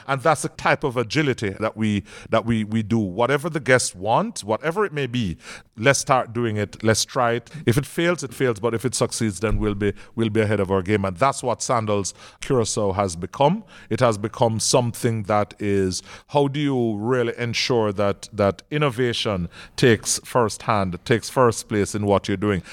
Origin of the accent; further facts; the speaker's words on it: Jamaica; I'm Jamaican.